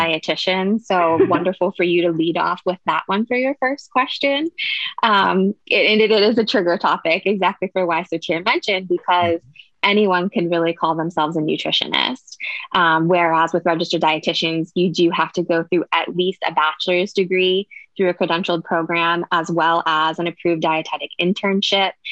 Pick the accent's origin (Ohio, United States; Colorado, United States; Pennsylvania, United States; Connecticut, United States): Pennsylvania, United States; Pittsburgh; moved away as an adult; now in Austin, United States; I'm actually from the Pittsburgh, Pennsylvania area